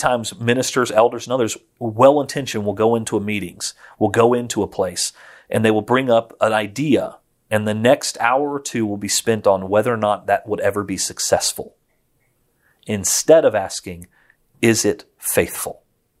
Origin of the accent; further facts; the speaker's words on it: Florence, Tuscany, Italy; I grew up in Florence, Italy, spent most of my life overseas. And so I grew up in a very Catholic world, but member of the Churches of Christ.